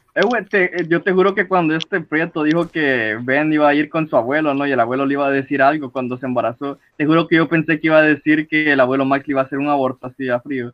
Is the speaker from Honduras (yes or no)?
yes; Honduras; mi mamá abogada